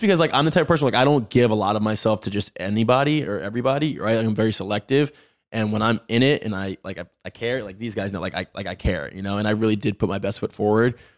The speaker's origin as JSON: {"language": "English", "town": "Baltimore", "region": "Maryland", "country": "United States", "tie": "born or raised there", "said": "Born and raised in Baltimore"}